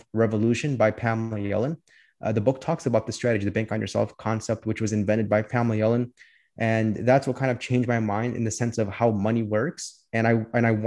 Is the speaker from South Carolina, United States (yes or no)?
no; Chicago, Illinois, United States; I was born and raised here in Chicago. I lived here my whole life